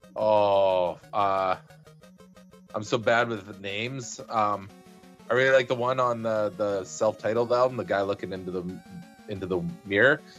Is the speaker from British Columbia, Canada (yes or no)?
yes; 100 Mile House, British Columbia, Canada; moved away; growing up in Hundred Mile House